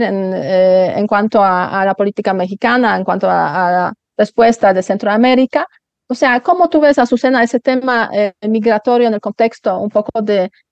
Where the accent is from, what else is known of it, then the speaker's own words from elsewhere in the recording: Poland; now in Spain; Yo me acuerdo cuando yo emigré de Polonia a España fue una emigración de lujo en un autobús 48 horas llegando a Madrid